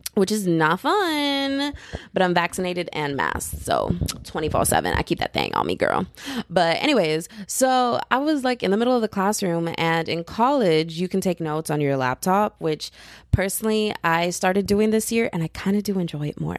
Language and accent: English; Texas, United States; I'm from Texas. I'm a Texas girl